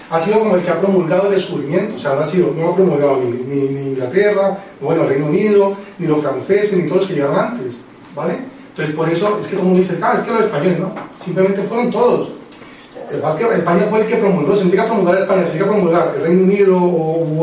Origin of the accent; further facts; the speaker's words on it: Colombia; moved away; yo soy colombiano